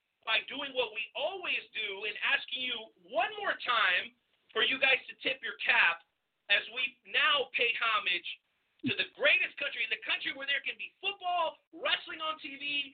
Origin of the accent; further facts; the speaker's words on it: South Florida, United States; I grew up in South Florida. I'm a Mexican kid, as you know. But I grew up in South Florida around a bunch of Italians.